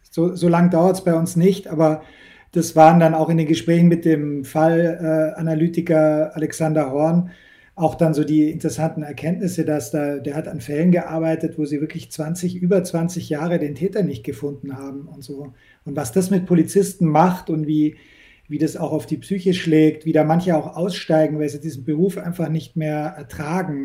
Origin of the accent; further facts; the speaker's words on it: Munich, near the Austrian border, Bavaria, Germany; ich bin an der Grenze zu Österreich aufgewachsen